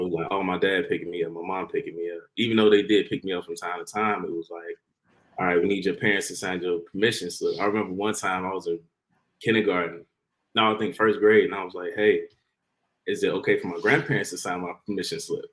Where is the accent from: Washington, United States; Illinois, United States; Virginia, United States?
Illinois, United States; Harvey; I grew up since I was like what six months I was living in Harvey my whole life